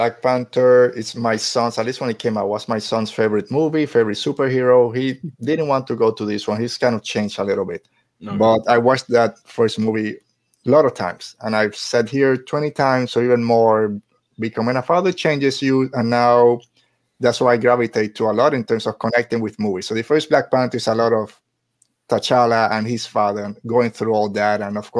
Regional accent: Carolina, Puerto Rico; my hometown! Yeah, Carolina.

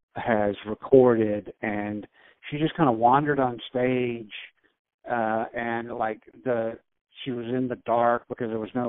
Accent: Winston-Salem, North Carolina, United States; moved away as an adult; also born or lived in New York City / Nashville / Cleveland; now in Chapel Hill, United States; I grew up in Winston-Salem, North Carolina. I was born and raised there.

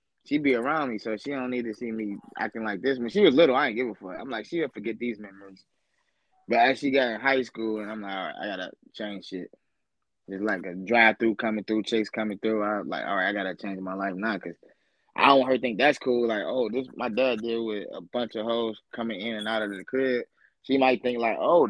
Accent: Detroit, Michigan, United States; Far East Side, 94 and Chalmers. They raised me.

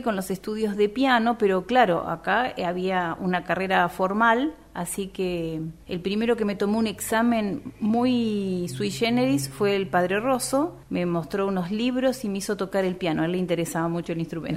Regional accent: Perito Moreno, Santa Cruz, Argentina; also born or lived in Puerto Deseado / Río Gallegos; yo soy nacida en la provincia de Santa Cruz, en Perito Moreno y mis estudios musicales los inicié en Puerto Deseado

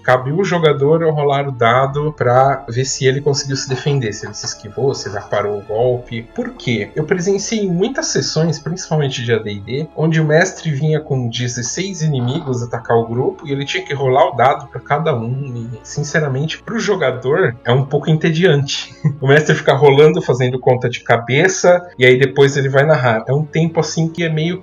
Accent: Piracicaba, São Paulo, Brazil; Eu sou de São Paulo, mas eu cresci na cidade de Piracicaba, terra da pamonha

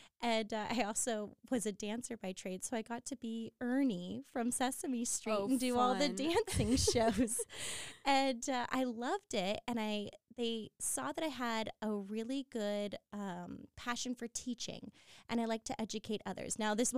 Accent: San Diego, California, United States; I'm San Diego born and bred. I grew up in Point Loma

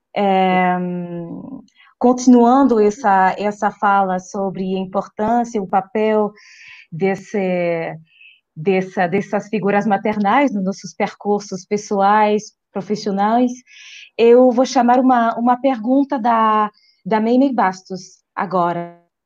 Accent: France; Portuguese is a second language; Eu não sou brasileira, gente, ninguém perfeito, eu sou francesa.

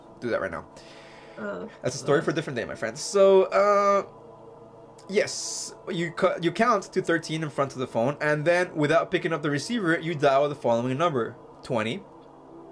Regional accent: Mexico; I grew up in Mexico

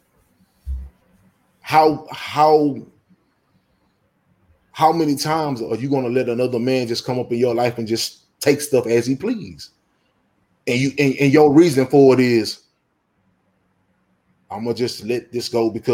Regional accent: Texas, United States; I'm raised in Texas. I was born in Texas. I don't know nowhere else but Texas

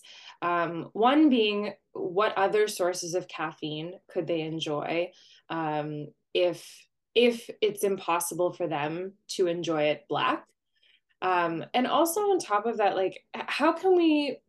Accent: Canada; I'm Canadian

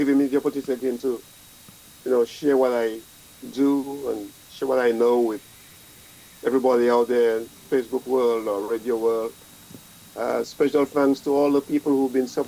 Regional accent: Dominica; moved away; I'm a Caribbean man, I'm a Dominican man

